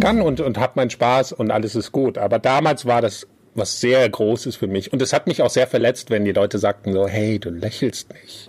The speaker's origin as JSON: {"language": "German", "country": "Germany", "tie": "born or raised there", "also_born_or_lived": "small village abroad (country not named)", "second_language": "German", "moved": "yes", "lives_now": "Malta", "said": "dann bin ich schon mit sechs nach Deutschland gekommen und konnte kein Wort Deutsch sprechen"}